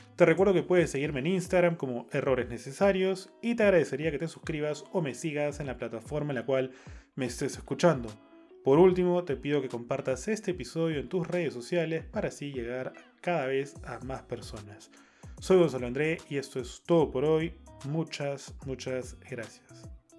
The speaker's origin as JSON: {"language": "Spanish", "country": "Peru", "said": "como peruanos"}